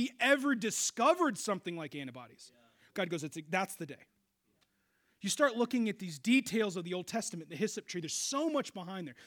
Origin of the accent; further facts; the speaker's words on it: Seattle, Washington, United States; I grew up in Seattle, radical feminist